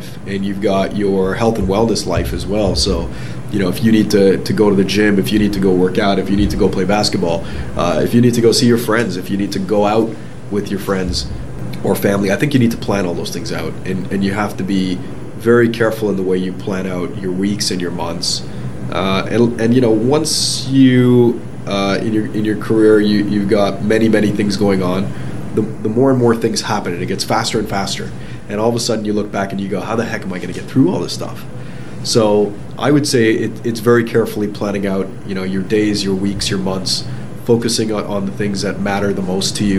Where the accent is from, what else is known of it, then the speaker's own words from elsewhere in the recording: Toronto, Ontario, Canada; also born or lived in London, England; I'm a kid from Scarborough. That's kind of where I grew up.